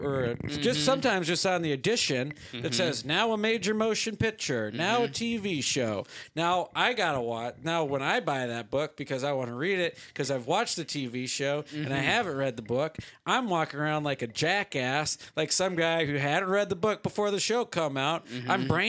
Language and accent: English; United States; born or raised there; moved away